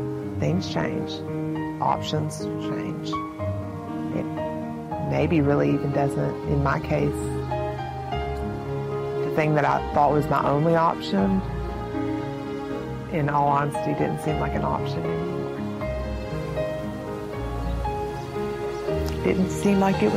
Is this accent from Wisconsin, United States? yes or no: no; Montgomery, Alabama, United States; I'm from Montgomery, Alabama, and I'm 33 years old